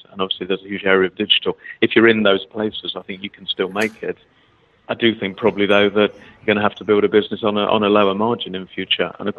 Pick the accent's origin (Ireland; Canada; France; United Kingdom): United Kingdom